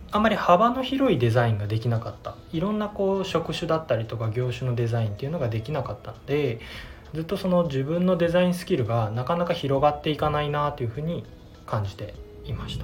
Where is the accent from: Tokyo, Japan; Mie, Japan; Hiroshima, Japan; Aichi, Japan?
Mie, Japan; Kuwana; 自分のあもともと生まれも育ちも桑名なんですけれども